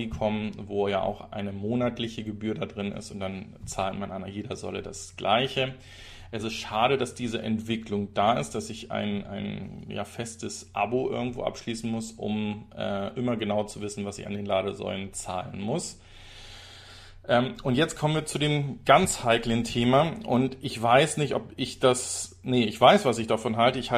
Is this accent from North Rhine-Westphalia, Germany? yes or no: no; Zeven, Lower Saxony, Germany; Das könnte ja in meiner alten Heimat sein, denn auch Zeven ist nördlich von Bremen.